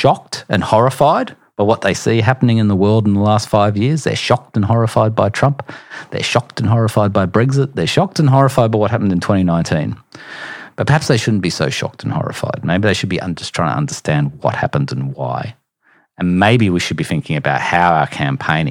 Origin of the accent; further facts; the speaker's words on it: Queensland, Australia; I'm a Queenslander.